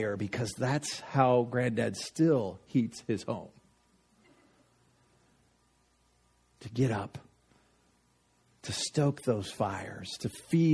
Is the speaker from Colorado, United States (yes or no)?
yes; Littleton, Colorado, United States; growing up in Littleton, in the suburbs of Denver